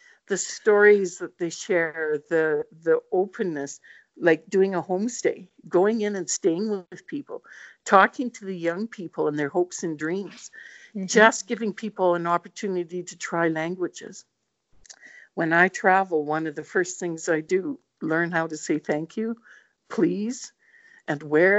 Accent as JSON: {"language": "English", "region": "Northern Ireland", "country": "United Kingdom", "said": "Hey, I'm Northern Irish, right?"}